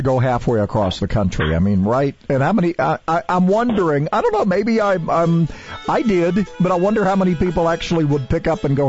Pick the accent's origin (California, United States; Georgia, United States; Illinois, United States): Georgia, United States; Savannah; I grew up in Savannah, so I'm familiar a little bit with Charleston.